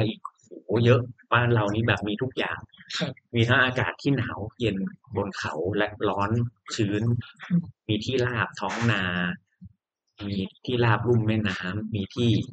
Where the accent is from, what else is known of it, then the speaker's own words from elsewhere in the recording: Thailand; เมืองไทย ก็คือ บ้านเรา